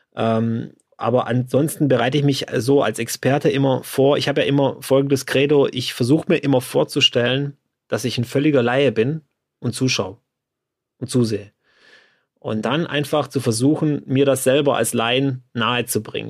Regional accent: Swabia, Germany; aber ich bin ja Schwabe

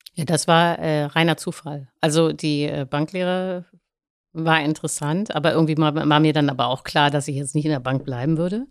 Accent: Hamburg, Germany; ich komme aus Langenhorn, nicht, äh, aus Hamburg

